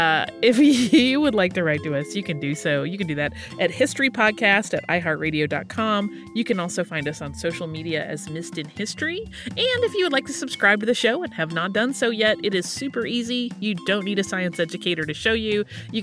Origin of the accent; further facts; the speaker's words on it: Madison, Wisconsin, United States; I grew up in Madison, Wisconsin, where there's a large university